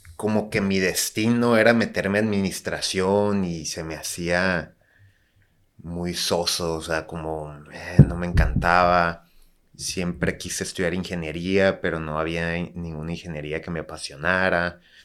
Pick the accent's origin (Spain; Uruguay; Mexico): Mexico; Tijuana, Baja California; also born or lived in Guadalajara; yo soy de Tijuana, digo, nací en Guadalajara, pero literal a los meses me vine a Tijuana